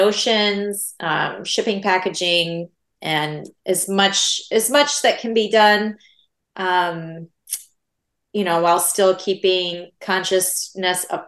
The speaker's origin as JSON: {"language": "English", "region": "Iowa", "country": "United States", "tie": "born or raised there", "said": "I grew up in Iowa, which is where I live now"}